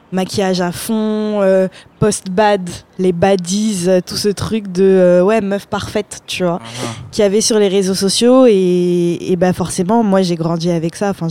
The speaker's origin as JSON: {"language": "French", "town": "Paris", "region": "Île-de-France", "country": "France", "tie": "born there", "said": "moi, je suis née à Paris, Barbès."}